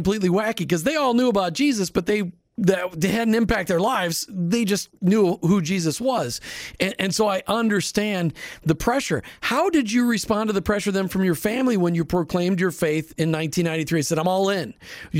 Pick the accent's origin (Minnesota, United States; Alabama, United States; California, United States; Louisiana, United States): Minnesota, United States; I grew up in Minnesota, and I grew up in a community that was founded by Irish Catholics. I was the lone evangelical in a neighborhood of like 80% Catholics and 20% Lutheran, and then there was me.